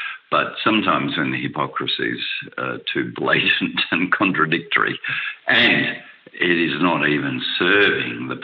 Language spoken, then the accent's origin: English; Australia; I'm an Australian citizen